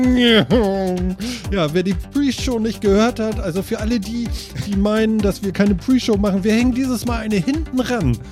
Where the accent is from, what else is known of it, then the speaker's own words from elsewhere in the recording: Germany; bei uns in Deutschland